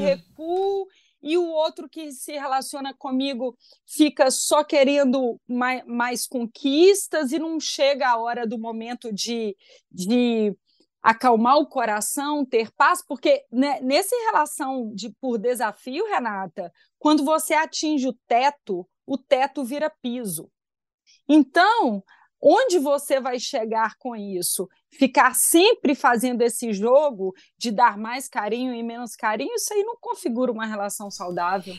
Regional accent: Belo Horizonte, Minas Gerais, Brazil; sou de Belo Horizonte e tenho 39 anos

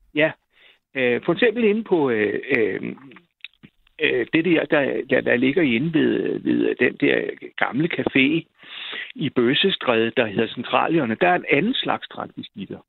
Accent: Roskilde, Zealand, Denmark; Jeg kommer fra Roskilde

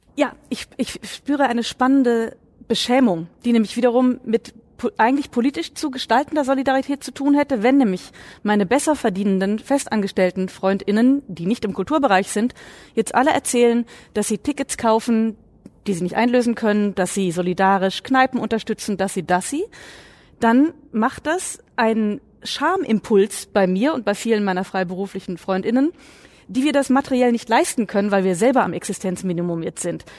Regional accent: Saxony, Germany; Ich komme ja nun aus Sachsen

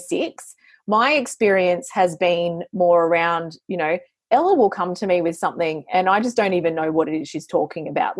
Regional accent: New South Wales, Australia; we're both from New South Wales

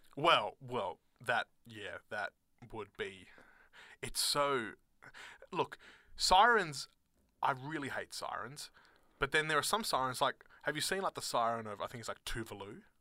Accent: Australia; accent: Australian, private school; my Australian accent

